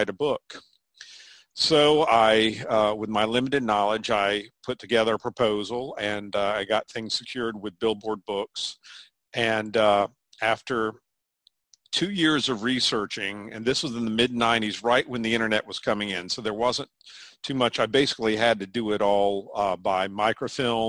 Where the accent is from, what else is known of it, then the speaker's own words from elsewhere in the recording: Chapel Hill, North Carolina, United States; also born or lived in Greensboro, North Carolina; now in Durham, United States; which is about an hour from where I grew up in Chapel Hill, North Carolina.